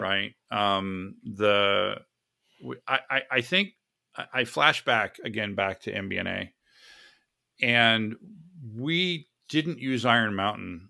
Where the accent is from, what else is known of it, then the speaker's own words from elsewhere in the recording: Florida, United States; now in San Diego, United States; I am from Florida. originally from Florida